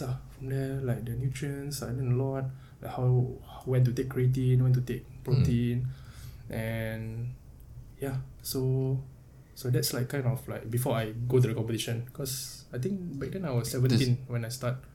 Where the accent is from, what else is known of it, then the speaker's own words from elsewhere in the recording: Singapore; We are all Singaporean